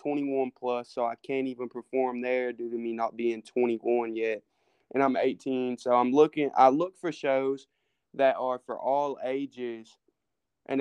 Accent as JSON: {"language": "English", "region": "Tennessee", "country": "United States", "said": "I'm from Tennessee"}